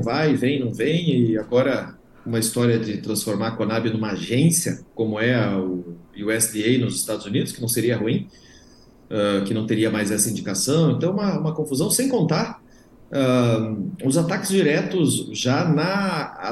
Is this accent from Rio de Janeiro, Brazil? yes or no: no; Paraná, Brazil; eu estou falando aqui do Paraná, eu sou paranaense, aqui no Paraná